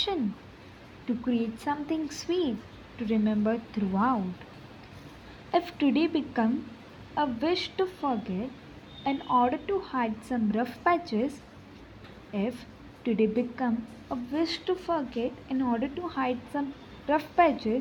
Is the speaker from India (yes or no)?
yes; Mumbai, Maharashtra, India; I am from Mumbai.